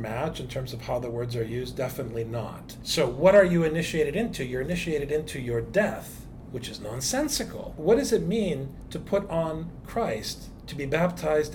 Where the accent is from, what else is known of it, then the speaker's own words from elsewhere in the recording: United States; I am obviously an American, but I'm also an Arab. My parents are immigrants